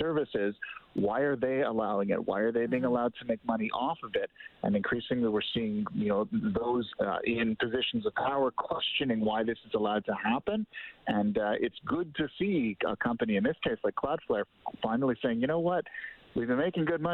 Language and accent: English; Canada; as a Canadian